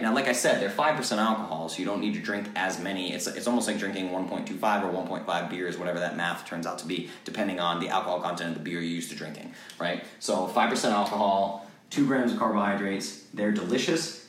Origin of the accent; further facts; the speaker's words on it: Rhode Island, United States; also born or lived in Boston, Massachusetts; now in Nashville, United States; I'm a Boston kid, right? I moved to Nashville from Boston, grew up in Rhode Island